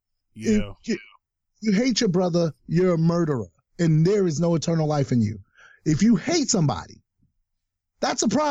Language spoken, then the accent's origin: English; New York City, New York, United States; moved away as an adult; also born or lived in Brooklyn, New York / Ohio; Born and raised in Staten Island, New York. Didn't leave Staten Island for 25 years